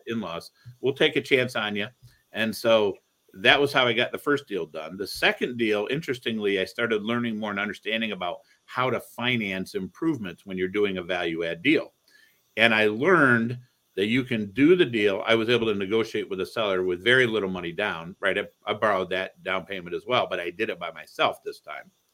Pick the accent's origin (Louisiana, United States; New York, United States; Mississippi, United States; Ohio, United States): Ohio, United States; Toledo; also born or lived in Cleveland, Ohio; I grew up in Toledo, Ohio